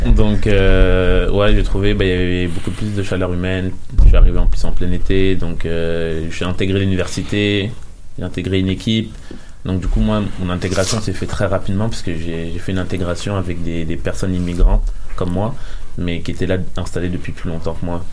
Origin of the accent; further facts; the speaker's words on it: Paris suburbs, Île-de-France, France; now in Montreal, Canada; je viens de Paris, mais je viens de la banlieue parisienne